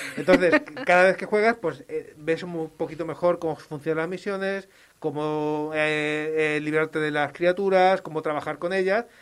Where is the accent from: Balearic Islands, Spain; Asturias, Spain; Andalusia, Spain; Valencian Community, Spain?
Andalusia, Spain; Málaga; moved away as an adult; now in Barcelona, Spain; soy de Málaga